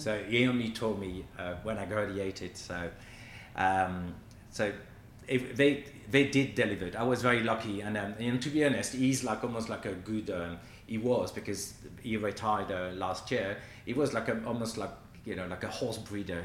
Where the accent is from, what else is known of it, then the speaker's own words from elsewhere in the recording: Quimper, Brittany, France; moved away; I grew up in Brittany where we're famous for pancakes